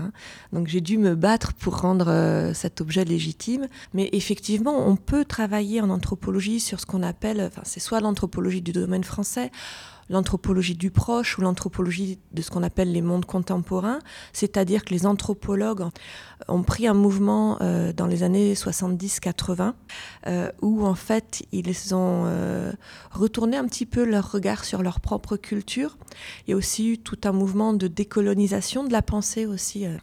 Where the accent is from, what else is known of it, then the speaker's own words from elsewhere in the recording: Lyon, Auvergne-Rhône-Alpes, France; moved away; also born or lived in Basque Coast; Je venais de Lyon, donc j'ai plutôt, je suis plutôt une fille de la montagne.